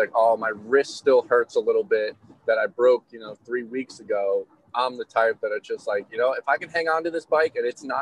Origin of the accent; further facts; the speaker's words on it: New York, United States; now in Tallahassee, United States; I'm from New York